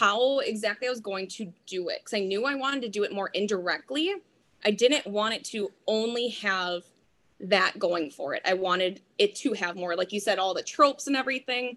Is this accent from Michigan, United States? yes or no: no; Wisconsin, United States; I'm from Wisconsin